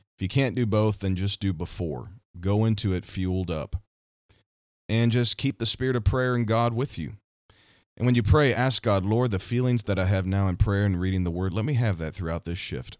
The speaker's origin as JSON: {"language": "English", "region": "Missouri", "country": "United States", "tie": "born or raised there", "said": "my home state, Missouri."}